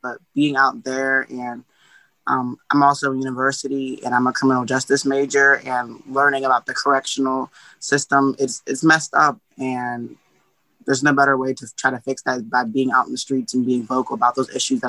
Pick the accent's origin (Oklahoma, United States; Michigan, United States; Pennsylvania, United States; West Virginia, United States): Pennsylvania, United States; Washington County; Yes, actually, I'm not from Pittsburgh. I'm from Washington County